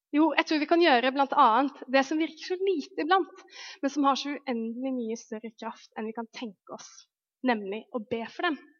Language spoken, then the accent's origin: Norwegian; Lofoten, Nordland, Norway; jeg vokste opp i Lofoten, som er liksom en øy langt oppe i nord